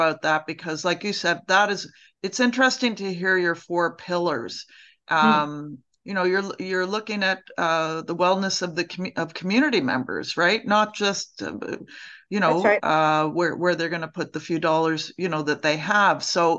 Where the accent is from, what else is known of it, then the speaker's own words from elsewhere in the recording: Toronto, Ontario, Canada; I grew up in Toronto